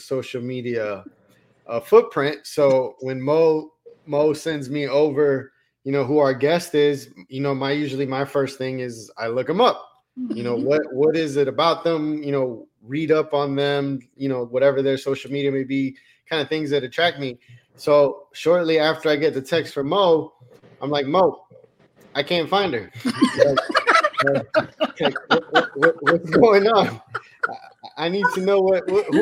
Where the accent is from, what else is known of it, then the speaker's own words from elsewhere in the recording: Colombia; moved away; I'm from South America, I'm from Colombia